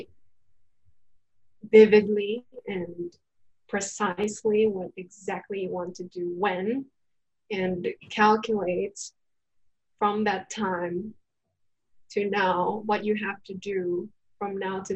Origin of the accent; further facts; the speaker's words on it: Japan; I was born in Japan